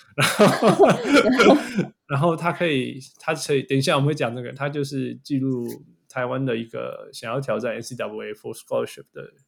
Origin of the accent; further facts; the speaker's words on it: Canada; 我们加拿大人是，会学法语